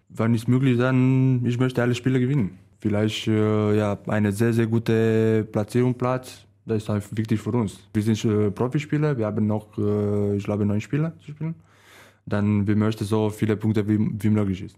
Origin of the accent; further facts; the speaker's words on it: Romania; German is a second language; moved away; Meine Heimat ist Târgu aber in, ja, in eine Stadt